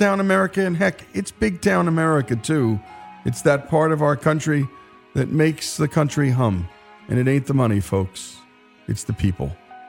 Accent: Northeast, United States; where I grew up in the Northeast.

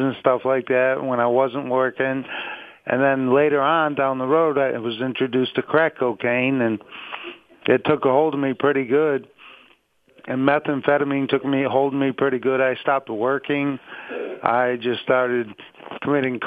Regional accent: Pittsfield, Massachusetts, United States; I was born in Pittsfield, Massachusetts, and I was one of four children

